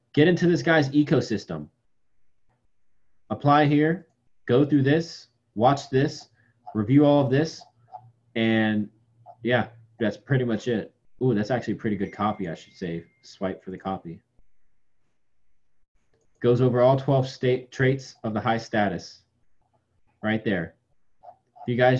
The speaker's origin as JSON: {"language": "English", "region": "Virginia", "country": "United States", "said": "I'm from Virginia"}